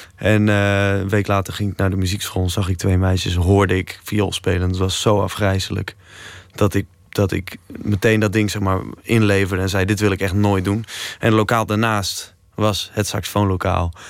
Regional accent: Leeuwarden, Friesland, Netherlands; ik kom uit Leeuwarden.

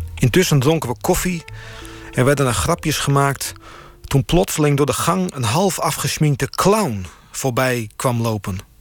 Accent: Friesland, Netherlands; moved away as an adult; also born or lived in Groningen; ben geboren in Friesland. En daarna ben ik gaan eh, studeren in Groningen.

